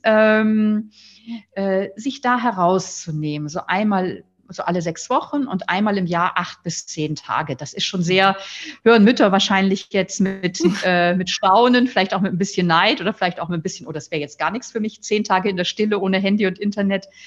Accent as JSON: {"language": "German", "area": "near Flensburg", "region": "Schleswig-Holstein", "country": "Germany", "tie": "born or raised there", "said": "Ich bin am Meer aufgewachsen in der Nähe von Flensburg"}